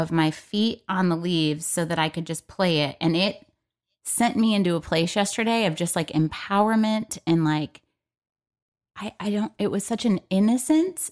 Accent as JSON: {"language": "English", "region": "Michigan", "country": "United States", "moved": "yes", "said": "we're both from Michigan"}